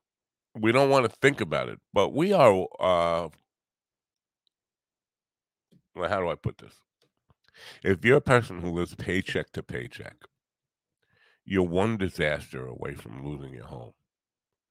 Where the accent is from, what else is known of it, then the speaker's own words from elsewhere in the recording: United States; As an American